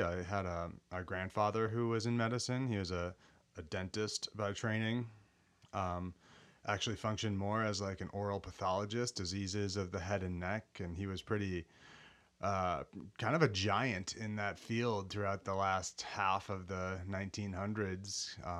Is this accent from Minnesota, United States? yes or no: yes; Golden Valley, Minnesota, United States; I grew up in Golden Valley, Minnesota, suburb of Minneapolis, Minnesota.